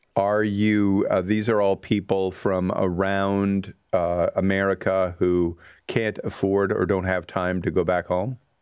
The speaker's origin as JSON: {"language": "English", "country": "Canada"}